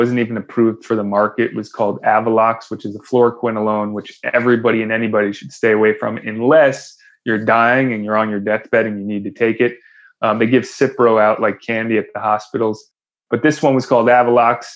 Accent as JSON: {"language": "English", "region": "Connecticut", "country": "United States", "tie": "born or raised there", "said": "I grew up in Connecticut"}